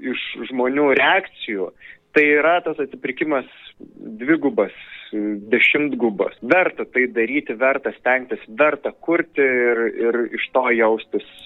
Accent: Pivašiūnai, Alytus County, Lithuania; moved away; Aš esu iš Alitaus rajono, iš Pivašiūnų. Ten yra pirmiausiai mano tėviškė ir mano tėvų gyvenamoji vieta.

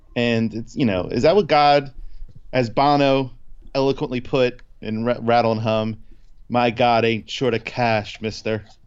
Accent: New Jersey, United States; we're from Jersey

